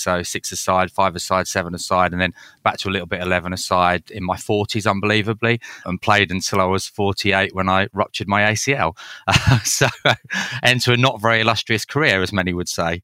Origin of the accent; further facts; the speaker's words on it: Leeds, Yorkshire and the Humber, United Kingdom; So I grew up in Leeds, which is a bit of a football mad city